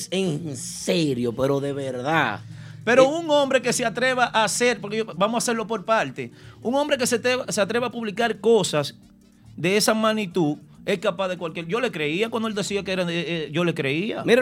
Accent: Dominican Republic; now in New York, United States; yo como dominicano, de lograr eh, colocarme dentro de, los comunicadores que representen la ciudad de Nueva York

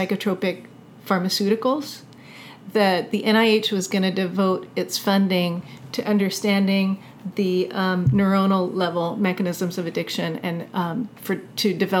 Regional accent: United States; growing up in America

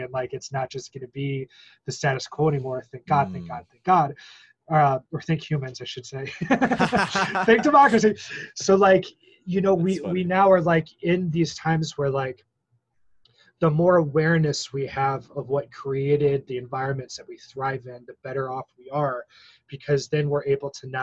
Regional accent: Missouri, United States; me growing up in Missouri and, like, being in elementary school in 1992

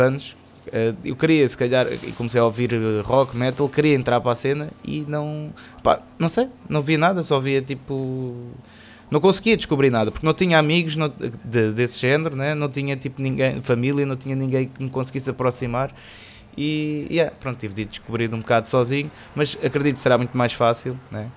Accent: Cascais, Lisbon, Portugal; sou de Cascais, sou, sou, um betinho

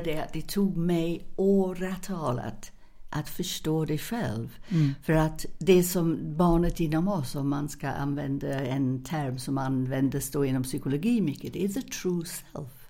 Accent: England, United Kingdom; now in Sweden; jag är engelska

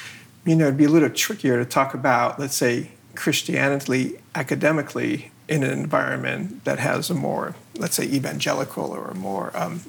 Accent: Haifa, Haifa District, Israel; moved away; So the town I grew up in was very secular. I grew up in Haifa.

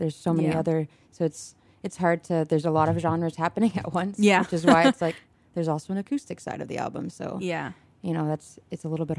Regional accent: Toronto, Ontario, Canada; now in United States; I'm from Toronto.

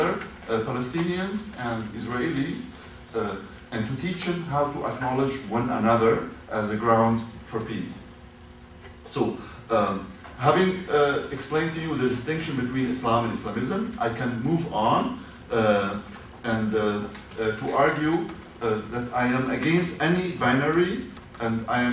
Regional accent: Damascus, Damascus Governorate, Syria; first language Arabic; English is a second language; moved away as an adult; also born or lived in Frankfurt, Germany; I came from Damascus, October 26th, to Frankfurt to study there, and I didn't speak one word of German by then.

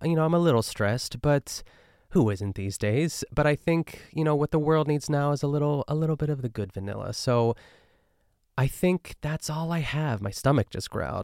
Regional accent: Pittsburgh, Pennsylvania, United States; accent: Pittsburgh; when I'm in my hometown, like, I'm trying my best to not pick up on, like, Pittsburgh lingo

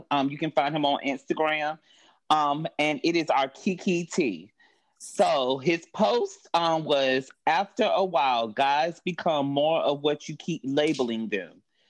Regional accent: North Carolina, United States; now in Atlanta, United States; Well, I reside in Atlanta, but I'm originally from North Carolina.

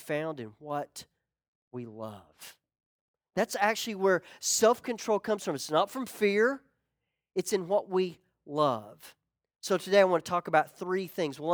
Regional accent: Ozark, Arkansas, United States; moved away as an adult; My best friend growing up, we called him George III. It was George McRoy III. George and I, we got in a lot of trouble. We always did, but we grew up together. I remember going back to Ozark, Arkansas

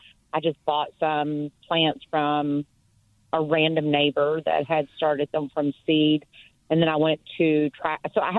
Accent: Kentucky, United States; now in Crowley, United States; what I was raised in Kentucky.

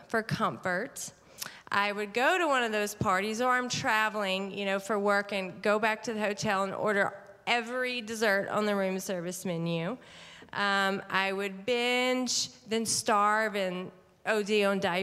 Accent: Mississippi, United States; also born or lived in Atlanta, Georgia; I was born in Atlanta, actually, Georgia, and then my parents divorced, so I moved to Mississippi. I grew up there

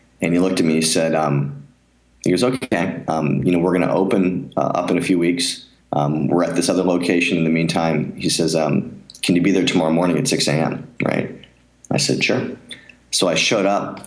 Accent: near Philadelphia, Pennsylvania, United States; moved away; growing up near Philadelphia, I was a huge Rocky fan

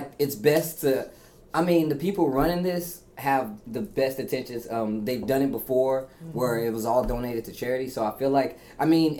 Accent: Midwest, United States; accent: Midwest; I can't help the way I say Xavier, man. It's just the Midwest.

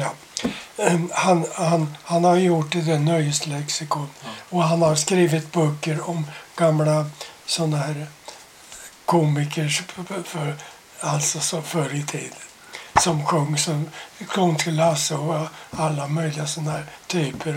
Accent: Sweden; jag var svensk

